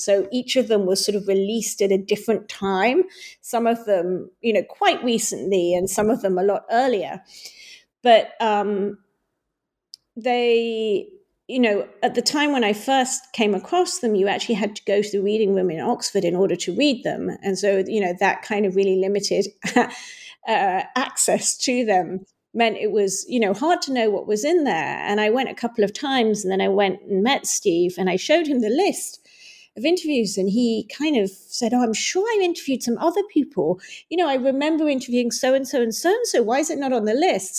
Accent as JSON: {"language": "English", "country": "Hong Kong", "tie": "born or raised there", "said": "when I was growing up in Hong Kong"}